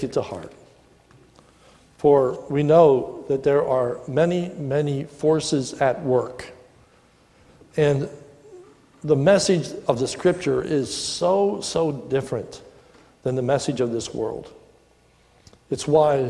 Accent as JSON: {"language": "English", "country": "United States", "said": "I'm glad to be an American"}